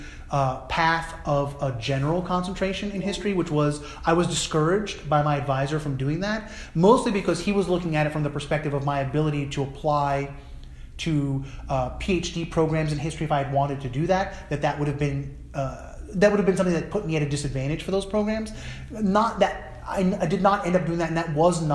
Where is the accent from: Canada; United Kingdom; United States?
United States; New Jersey; a white Jewish person growing up in New Jersey in the 1980s